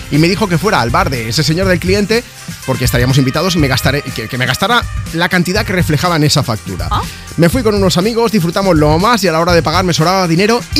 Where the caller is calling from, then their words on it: Ibiza, Balearic Islands, Spain; de Ibiza.